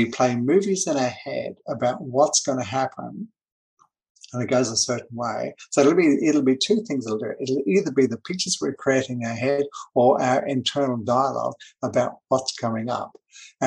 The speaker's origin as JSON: {"language": "English", "region": "Auckland", "country": "New Zealand", "tie": "born or raised there", "said": "I grew up in New Zealand. That's where I was born."}